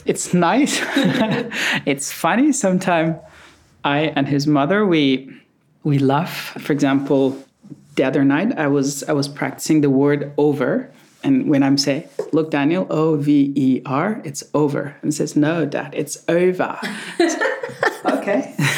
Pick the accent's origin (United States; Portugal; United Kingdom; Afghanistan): Afghanistan; moved away as an adult; now in Melbourne, Australia; I was born in Afghanistan, I was raised in Afghanistan, and uh, my whole life